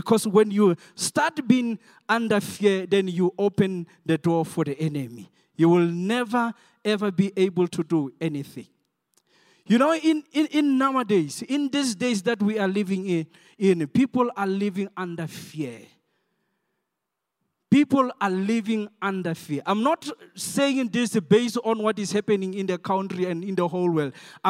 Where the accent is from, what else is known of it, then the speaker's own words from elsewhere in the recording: South Africa; English is a second language; I'm not an English. I'm a Soto guy.